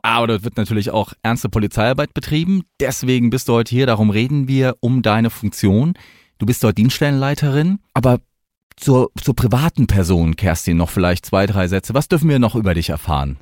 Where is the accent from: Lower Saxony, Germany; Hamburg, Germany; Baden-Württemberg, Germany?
Baden-Württemberg, Germany; Mannheim; accent: Mannheim dialect; ich bin ja gebürtig eher aus dem Ländler, also ich bin aus Monnem